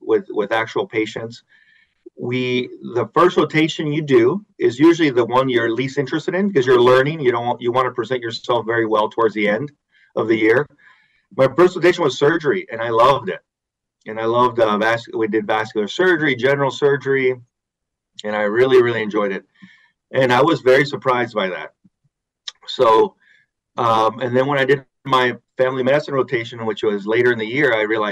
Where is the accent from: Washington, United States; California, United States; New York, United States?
California, United States; San Diego; moved away as an adult; also born or lived in Indiana; now in Grand Rapids, United States; I am originally from San Diego, California, but I've been out here for at least 25 years